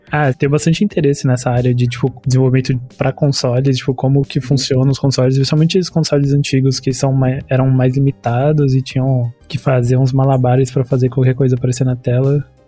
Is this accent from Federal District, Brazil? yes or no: no; São Bernardo do Campo, São Paulo, Brazil; also born or lived in Campinas; eu sou de São Bernardo, do campo, São Paulo, tenho 25 anos